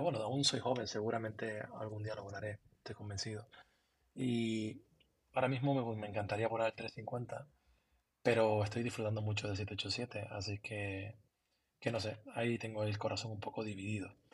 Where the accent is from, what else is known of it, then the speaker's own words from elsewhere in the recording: Tenerife, Canary Islands, Spain; moved away as an adult; desde que yo me fui de Canarias, llevo más tiempo fuera de Canarias que en Canarias. llevo 20, 23 años fuera de, Tenerife.